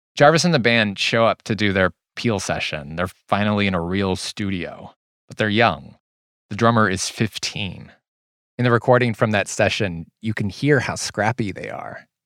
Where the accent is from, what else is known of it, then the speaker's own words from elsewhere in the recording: Whittier, California, United States; I grew up in Whittier